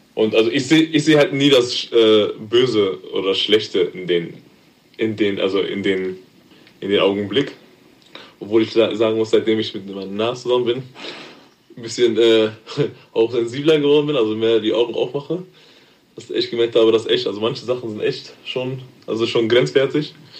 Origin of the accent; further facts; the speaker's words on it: Germany; Also, meine Eltern stammen aus Ghana. Geboren bin ich hier in Deutschland. Schule gegangen